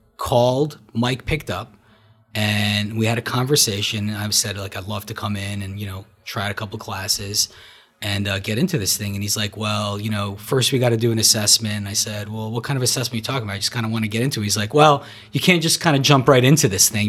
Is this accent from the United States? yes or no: yes; Marlboro, New Jersey, United States; also born or lived in Brooklyn, New York / Soviet Union; I grew up, uh, in New Jersey, originally from Brooklyn, moved from Brooklyn in eighty-six, uh, to Marlboro, where I grew up